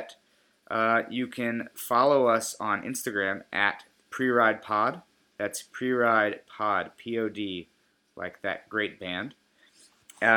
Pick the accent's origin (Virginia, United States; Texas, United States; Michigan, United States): Virginia, United States; Richmond; moved away; also born or lived in New York; my hometown of Richmond, Virginia